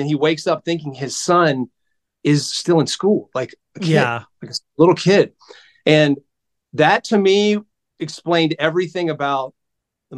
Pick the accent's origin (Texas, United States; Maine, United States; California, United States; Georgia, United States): Georgia, United States; South; I grew up in South Georgia. In a really, really small town